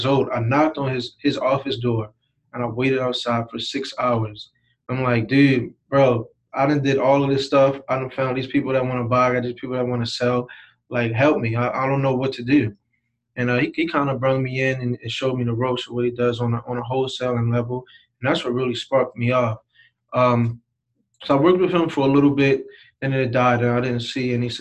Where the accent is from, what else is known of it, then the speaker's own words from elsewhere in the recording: Baltimore, Maryland, United States; also born or lived in Harford County, Maryland; I grew up East Baltimore, Abbotson and Hartford Road, right across from Lake Clifton.